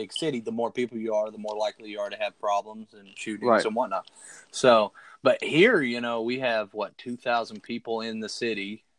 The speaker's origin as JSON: {"language": "English", "town": "Carlisle", "region": "Kentucky", "country": "United States", "tie": "born or raised there", "said": "I live in a rural farming town, named Carlisle, Kentucky. I wasn't born here, but this is where I grew up, and this is where I, you know, claim as home."}